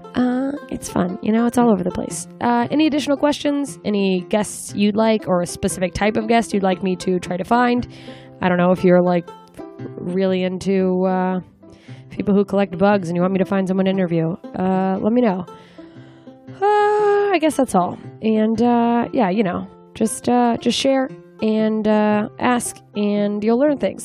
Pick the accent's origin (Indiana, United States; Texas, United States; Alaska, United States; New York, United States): Alaska, United States; Anchorage; now in Los Angeles, United States; I'm coming back to my hometown, Anchorage, Alaska